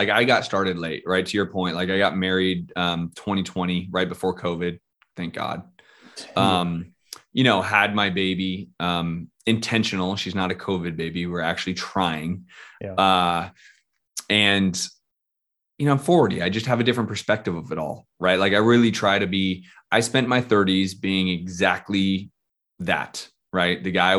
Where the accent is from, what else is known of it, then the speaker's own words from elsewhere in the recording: San Francisco, California, United States; moved away; also born or lived in Scottsdale; I'm from San Francisco.